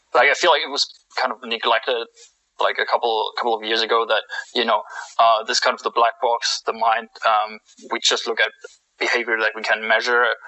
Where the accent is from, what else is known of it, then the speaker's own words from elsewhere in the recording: Germany; moved away as an adult; I'm from Germany. Uh, basically, came into the country for like an exchange